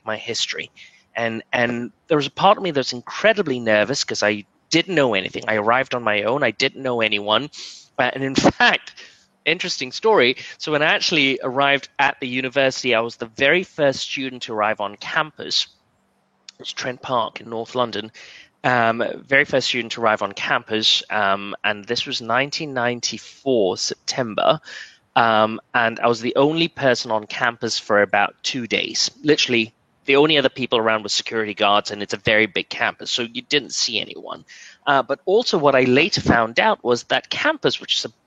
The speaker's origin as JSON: {"language": "English", "town": "Kluang", "region": "Johor", "country": "Malaysia", "tie": "born or raised there", "also_born_or_lived": "United Kingdom", "moved": "yes", "lives_now": "New York, United States", "said": "growing up in Kluang"}